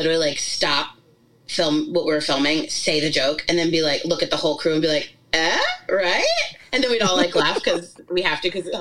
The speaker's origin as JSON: {"language": "English", "region": "New York", "country": "United States", "tie": "born or raised there", "said": "we grew up in New York"}